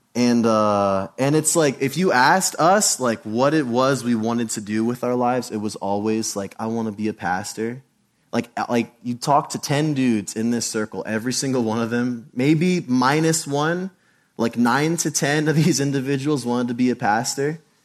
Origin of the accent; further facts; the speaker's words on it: United States; Being an American in church